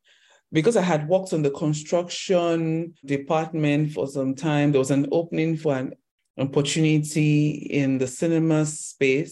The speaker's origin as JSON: {"language": "English", "region": "Lagos", "country": "Nigeria", "tie": "born or raised there"}